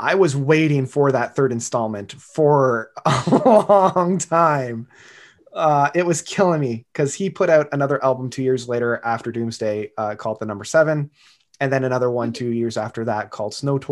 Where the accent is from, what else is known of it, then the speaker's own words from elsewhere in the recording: Canada; growing up in Canada and having French be that second language